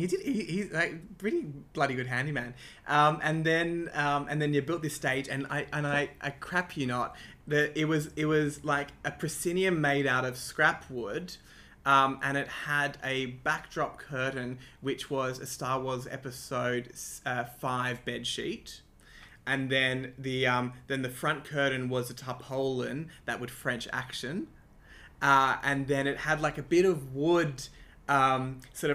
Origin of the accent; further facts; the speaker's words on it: Sydney, New South Wales, Australia; also born or lived in Croydon Park / North Strathfield; I grew up in Ashfield, in the inner west of Sydney